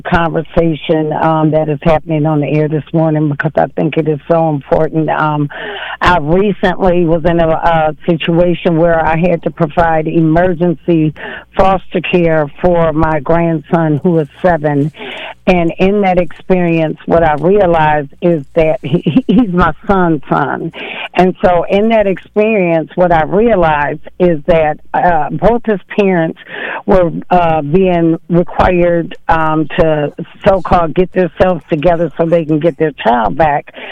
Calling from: Saint Paul, Minnesota, United States; I'm calling from Saint Paul

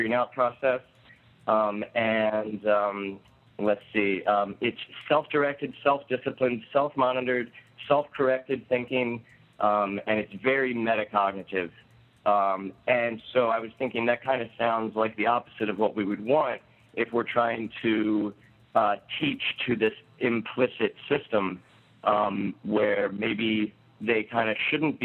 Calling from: Baltimore, Maryland, United States; I'm calling from Baltimore.

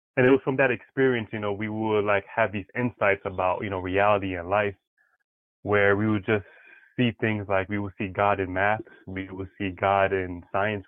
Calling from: New York City, New York, United States; I'm calling from the Bronx, New York

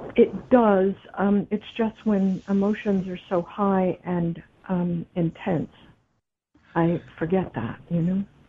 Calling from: Sierra Madre, California, United States; I'm calling from Sierra Madre, California.

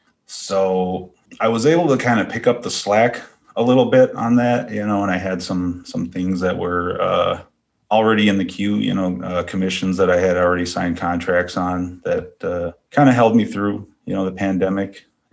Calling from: Duluth, Minnesota, United States; I'm tuning in from Duluth, Minnesota.

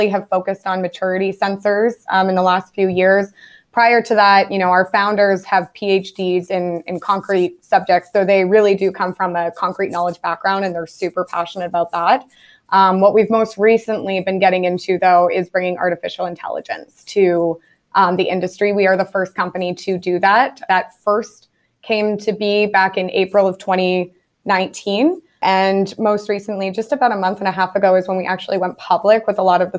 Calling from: Ottawa, Ontario, Canada; I'm calling in from Ottawa, Canada, Geotech Scientific's headquarters here.

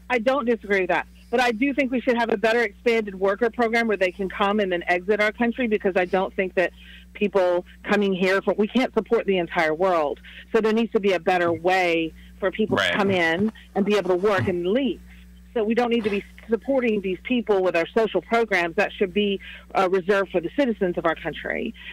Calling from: Huntsville, Alabama, United States

